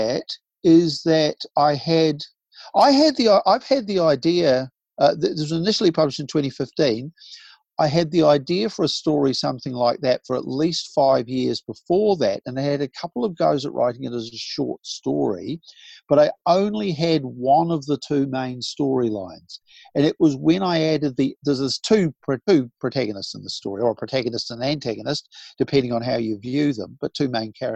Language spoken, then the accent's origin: English; Southland, New Zealand; moved away; I grew up partly in Southland.